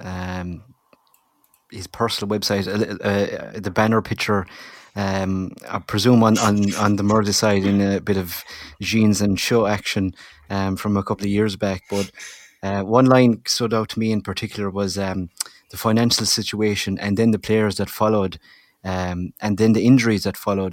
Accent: Tipperary, Munster, Ireland; accent: Tipperary; You can hear my Tipperary accent coming out strongly there

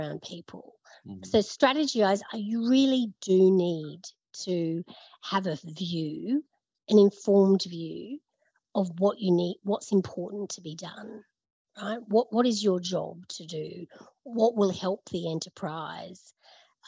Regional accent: Brisbane, Queensland, Australia; moved away as an adult; also born or lived in Sydney; now in Melbourne, Australia; I grew up in Brisbane. I moved to Sydney.

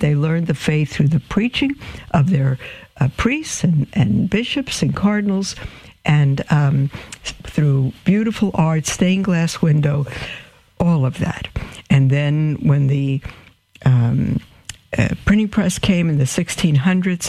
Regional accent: New York City, New York, United States; I'm from Brooklyn and it probably sounds like D A W G A dogma

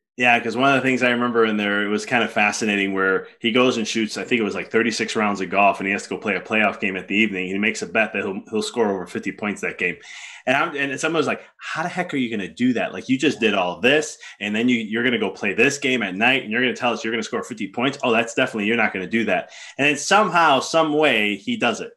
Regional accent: Chicago, Illinois, United States; I'm from Chicago

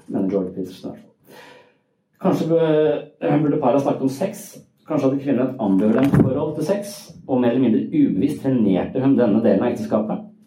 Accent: Sørlandet, Southern Norway, Norway; Jeg er fra Sørlandet.

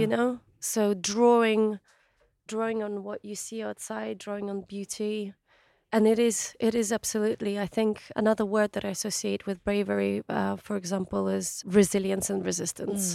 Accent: Kakhovka, Kherson Oblast, Ukraine; moved away; my hometown, Old Kahovka

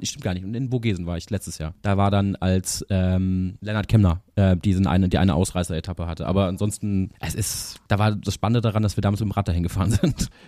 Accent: Freiburg im Breisgau, Baden-Württemberg, Germany; ich bin äh, aufgewachsen ja in Freiburg im Breisgau

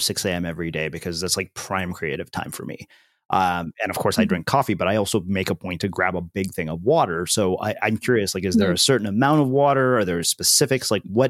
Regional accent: India; It was like, I'm Indian. Our entire diet is carbs.

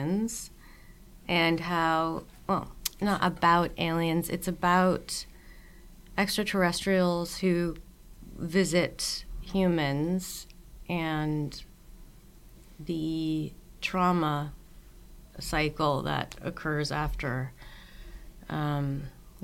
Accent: the Northeast of the U.S., United States; I grew up in the Northeast of the U.S. where all winter there's just tons of snow.

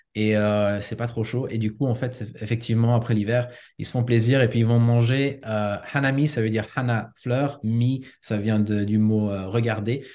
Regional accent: Switzerland; moved away as an adult; also born or lived in United States / Osaka, Japan; j'ai grandi en Suisse

